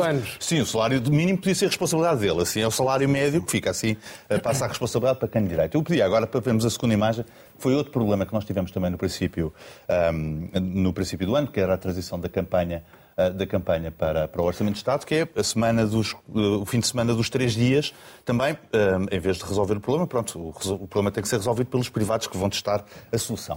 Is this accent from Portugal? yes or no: yes; Lisbon, Portugal; sou lisboeta de gema